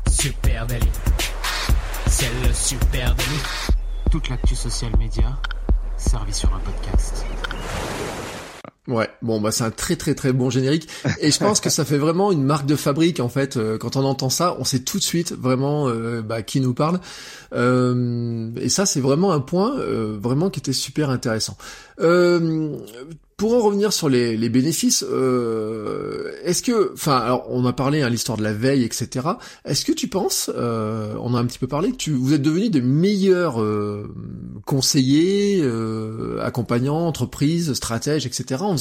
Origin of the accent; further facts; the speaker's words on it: Auvergne-Rhône-Alpes, France; comment moi, en tant qu'Auvergnat, je voudrais avoir de l'information de ma collectivité